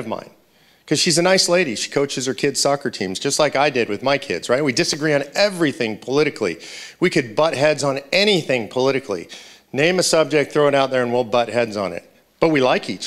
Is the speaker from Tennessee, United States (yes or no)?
no; Los Angeles, California, United States; moved away as an adult; also born or lived in Grass Valley, California; now in Texas, United States; I grew up in Los Angeles, California